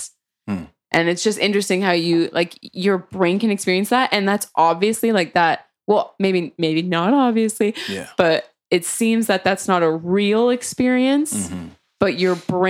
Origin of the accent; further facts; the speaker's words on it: South East England, United Kingdom; I grew up in Surrey, so you know, I've heard of a lot of drugs